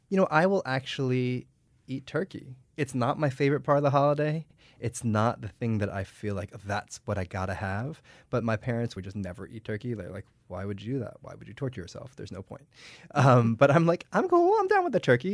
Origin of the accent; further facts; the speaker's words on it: United States; I was born and raised in the United States